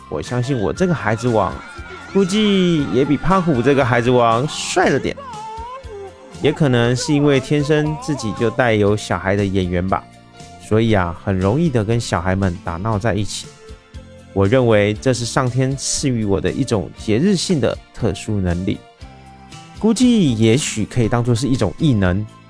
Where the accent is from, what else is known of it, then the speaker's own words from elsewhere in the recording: Taiwan; 我是一位来自台湾喜欢旅行与热爱交朋友的